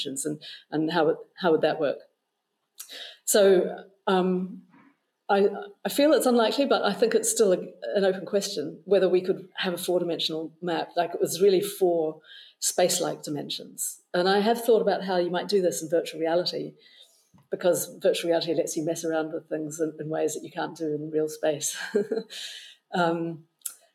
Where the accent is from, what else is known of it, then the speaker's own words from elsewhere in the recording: New Zealand; moved away; But I was growing up in New Zealand